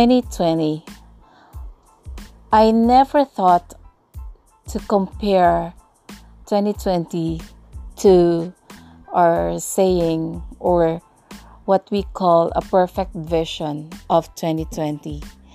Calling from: Tagkawayan, Calabarzon, Philippines; once again, and I'm podcasting from the Philippines. Yeah, particularly from this very small town called Tagkawayan here in southern Quezon, and yep, it's almost in Bicol region.

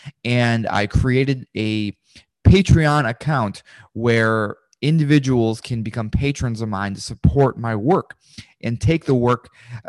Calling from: Richmond, Virginia, United States; I'm calling from Richmond, Virginia. It's about 2 hours from Washington, D.C.

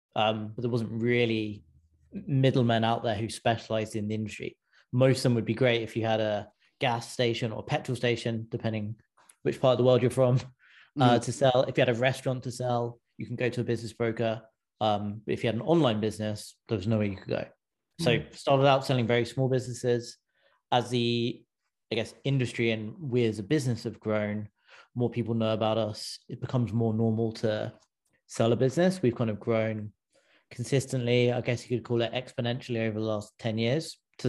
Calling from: California, United States; I'm in just outside San Francisco.

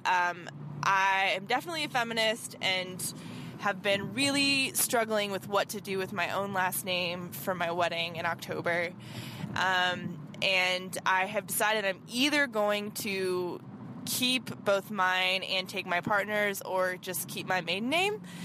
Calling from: Nebraska, United States; I'm calling from Nebraska.

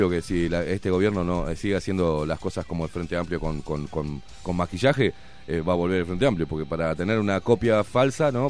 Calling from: Piedras Blancas, Montevideo, Uruguay; nuevamente de Piedras Blancas

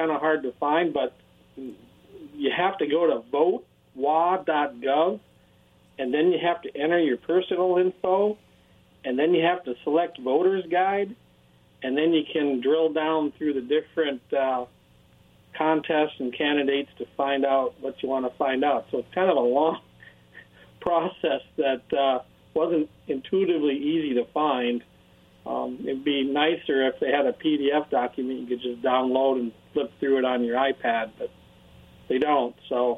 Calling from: Richland, Washington, United States; Hey, this is … in Richland.

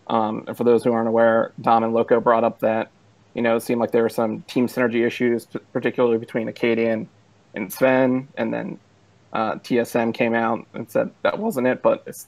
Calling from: Newport News, Virginia, United States; Calling from Newport News, Virginia.

